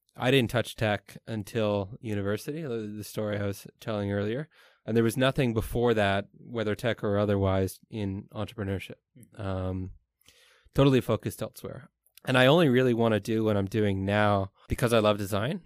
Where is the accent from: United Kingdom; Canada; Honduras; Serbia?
Canada; moved away as an adult; now in Taiwan; I'm Canadian